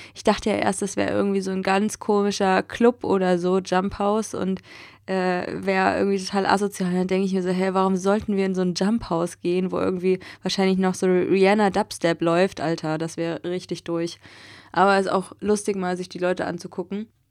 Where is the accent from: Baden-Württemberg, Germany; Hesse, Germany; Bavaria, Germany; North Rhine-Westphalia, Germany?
Hesse, Germany; moved away as an adult; also born or lived in Berlin; jetzt wohne ich einfach in Hessen, dort wo ich auch aufgewachsen bin, dort in der Nähe